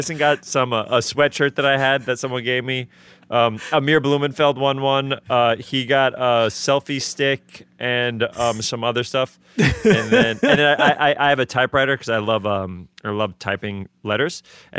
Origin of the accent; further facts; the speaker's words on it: New York City, New York, United States; I'm from the Bronx.